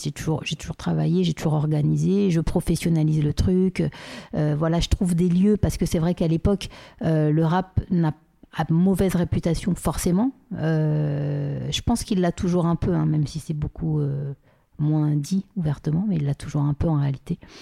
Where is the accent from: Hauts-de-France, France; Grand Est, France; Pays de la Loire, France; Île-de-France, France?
Île-de-France, France; Paris; je suis née à, Paris. j'ai grandi à Paris 16e, à côté du Trocadéro